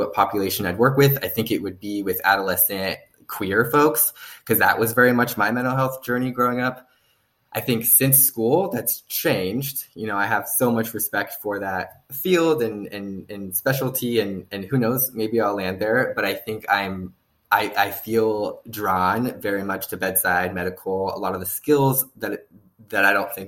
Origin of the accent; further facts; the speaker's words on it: Northern California, United States; I'm from California, born and raised. I am the epitome of a Californian. I grew up in Northern California